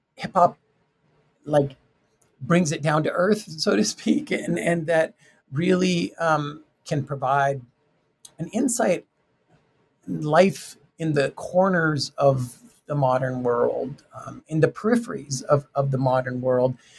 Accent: Tucson, Arizona, United States; I'm from Tucson, Arizona, Mexican American um, family

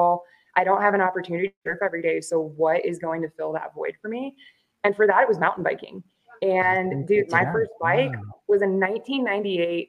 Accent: Florida, United States; moved away as an adult; also born or lived in Iowa / Kansas City / Missouri; now in Albuquerque, United States; born and raised in Florida on the East Coast.

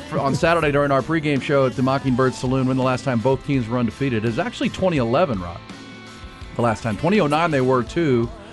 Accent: Ohio, United States; moved away; I was born in Ohio

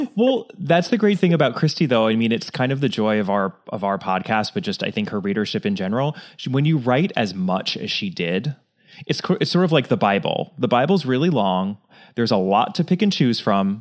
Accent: United States; as an American

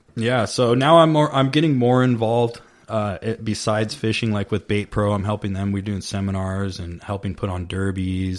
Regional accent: Vista, California, United States; also born or lived in Oceanside, California; now in Temecula, United States; I grew up in Vista, which is North okay. County, San Diego, and then I lived in Oceanside for a long time.

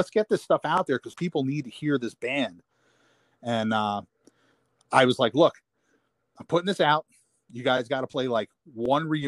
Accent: New York, United States; because I think growing up in New York, you have such a rich hardcore history

